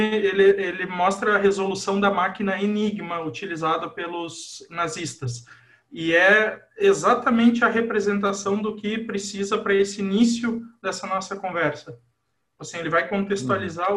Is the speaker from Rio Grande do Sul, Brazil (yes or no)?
yes; Cristiumal, Rio Grande do Sul, Brazil; moved away as an adult; also born or lived in Carlos Barbosa / Horizontina / Santa Maria; now in Lajeado, Brazil; sou natural de Carlos Barbosa, mas morei boa parte da infância e da adolescência em Cristiumal